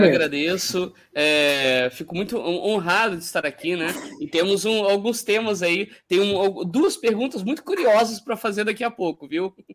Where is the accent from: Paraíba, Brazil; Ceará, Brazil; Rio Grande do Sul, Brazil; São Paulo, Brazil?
São Paulo, Brazil; now in Rio de Janeiro, Brazil; eu sou de São Paulo, mas aqui no Rio de Janeiro, eu, na, eu nasci em São Paulo e vim para cá.